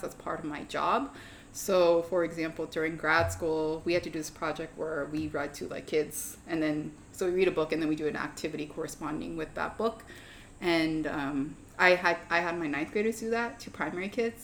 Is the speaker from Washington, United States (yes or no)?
yes; Federal Way, Washington, United States; I technically grew up like half an hour out of Seattle in a small town called Federal Way